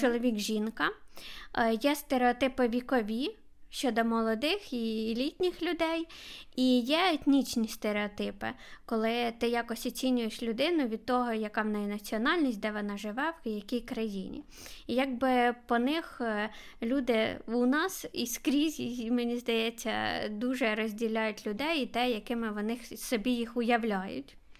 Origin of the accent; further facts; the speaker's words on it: Kharkiv, Kharkiv Oblast, Ukraine; я з Харкова.